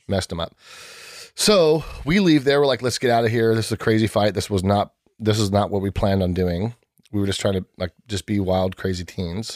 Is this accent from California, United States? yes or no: yes; San Diego, California, United States; born and raised in San Diego